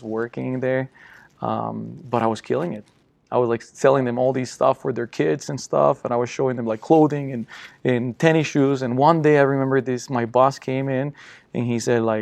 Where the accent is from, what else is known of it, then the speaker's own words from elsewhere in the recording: Costa Rica; English is a second language; moved away as an adult; now in United States; I'm from Costa Rica, born and raised